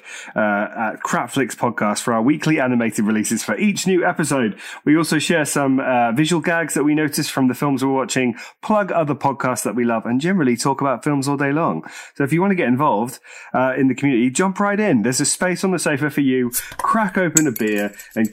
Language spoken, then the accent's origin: English; Jersey; my hometown, Jersey in the Channel Islands